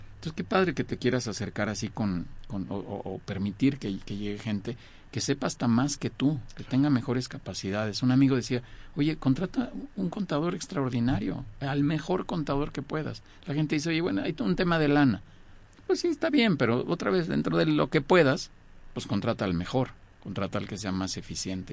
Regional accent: Mexico; yo soy mexicano

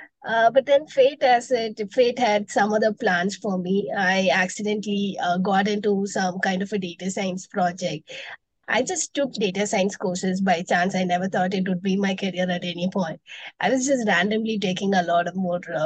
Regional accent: Chennai, Tamil Nadu, India; moved away as an adult; now in Bangalore, India; I was born and brought up in Chennai from Tamil Nadu, but I currently stay in Bangalore.

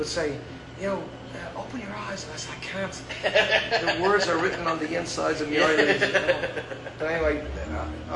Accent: Ireland; now in Fayetteville, United States; being an Irish person, our culture is big on, you know, sitting in a room, be it a wedding, be it a funeral, and people sing songs

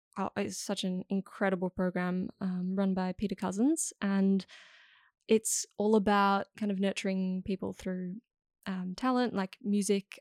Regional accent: Amsterdam, North Holland, Netherlands; moved away; I was born in Amsterdam

